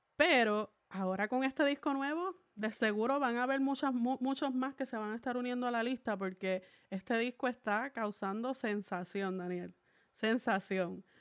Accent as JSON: {"language": "Spanish", "town": "Salinas", "country": "Puerto Rico", "said": "yo soy de Salinas, Puerto Rico"}